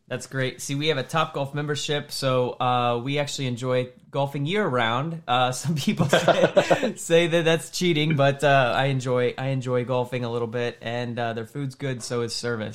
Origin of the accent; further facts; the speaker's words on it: Indianapolis, Indiana, United States; here in Indianapolis